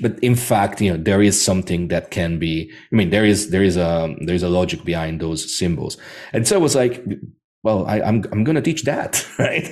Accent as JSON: {"language": "English", "town": "Rome", "region": "Lazio", "country": "Italy", "tie": "born or raised there", "said": "I was born in Rome"}